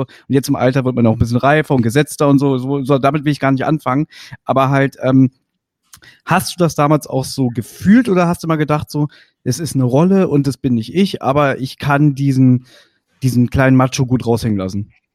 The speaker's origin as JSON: {"language": "German", "region": "Berlin", "country": "Germany", "said": "ich bin Westberliner, 82er Jahrgang"}